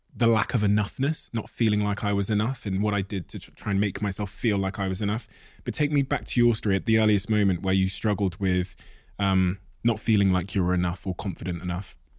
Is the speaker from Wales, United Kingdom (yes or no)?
no; Plymouth, South West England, United Kingdom; born or raised there; also born or lived in Botswana